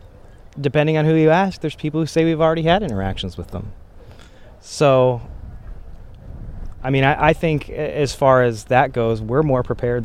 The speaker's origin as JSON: {"language": "English", "region": "rural Pennsylvania", "country": "United States", "tie": "born or raised there", "also_born_or_lived": "West Virginia", "said": "I was born in West Virginia, but I grew up in rural Pennsylvania."}